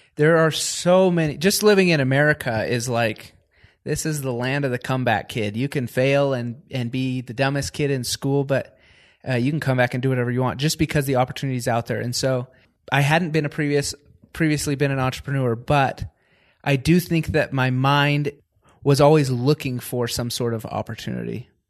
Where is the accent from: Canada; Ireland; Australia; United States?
United States; Washington; I grew up in Washington State in the, more of a farming community.